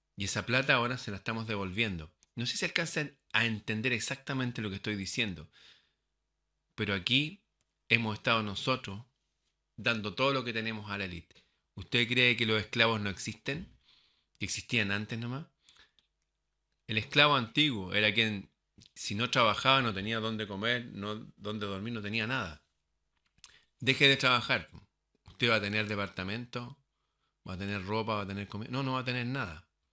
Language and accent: Spanish; Chile; mi país